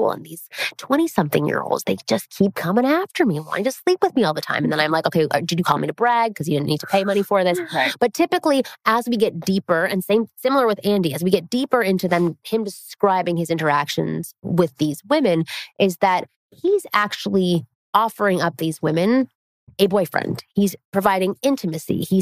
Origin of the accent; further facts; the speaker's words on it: Toronto, Ontario, Canada; I'm from Toronto, which is where I'm from, mm-hmm. um, Ontario, Canada.